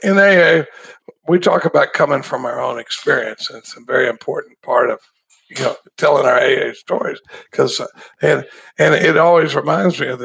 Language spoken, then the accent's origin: English; Dallas, Texas, United States; now in Austin, United States; I grew up in Dallas, Texas. I live in Austin, Texas now, but I grew up in Dallas.